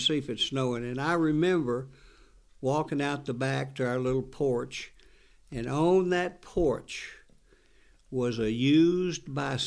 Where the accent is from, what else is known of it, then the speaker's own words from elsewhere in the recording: North Carolina, United States; as a child growing up in North Carolina